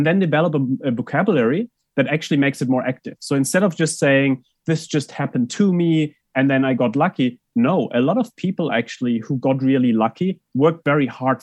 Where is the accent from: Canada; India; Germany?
Germany; moved away; I grew up in Germany